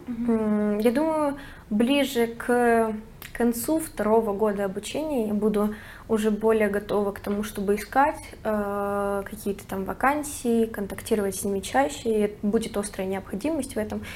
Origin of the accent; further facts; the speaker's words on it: Moscow, Russia; moved away as an adult; now in Barcelona, Spain; Я из Москвы